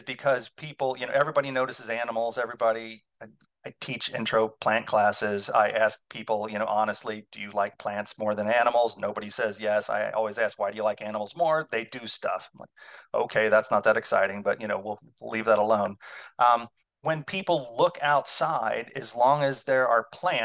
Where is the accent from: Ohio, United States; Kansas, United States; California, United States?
Ohio, United States; now in Illinois, United States; I grew up in Ohio